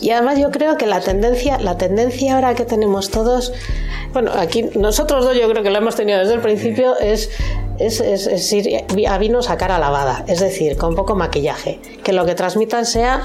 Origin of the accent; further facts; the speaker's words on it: Madrid, Community of Madrid, Spain; moved away as an adult; now in Navarre, Spain; Yo soy de Madrid, me vine a vivir a Navarra